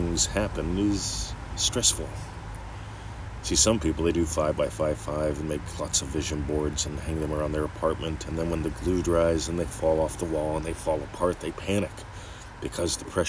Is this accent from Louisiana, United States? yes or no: no; Pennsylvania, United States; moved away; I grew up in Pennsylvania